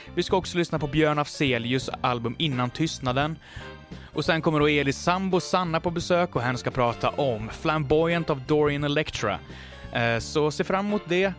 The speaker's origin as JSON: {"language": "Swedish", "town": "Mariestad", "region": "Västra Götaland", "country": "Sweden", "said": "jag kommer då alltså från Västergötland, Mariestad"}